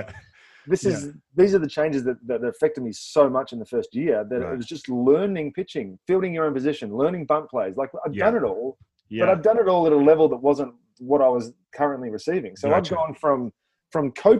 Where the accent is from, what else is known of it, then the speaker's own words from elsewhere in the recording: Australia; moved away as an adult; now in Atlanta, United States; as an Australian